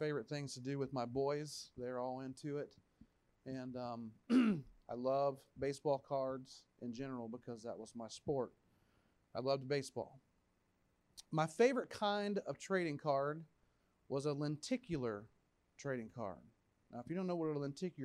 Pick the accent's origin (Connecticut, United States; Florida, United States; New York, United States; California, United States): Florida, United States; Plant City; I talk the way I talk. I'm from Plant City.